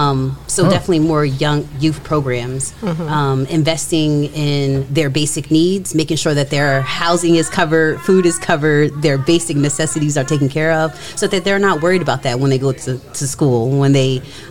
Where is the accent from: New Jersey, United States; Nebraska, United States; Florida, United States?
New Jersey, United States; Trenton; Wasn't born, but definitely raised.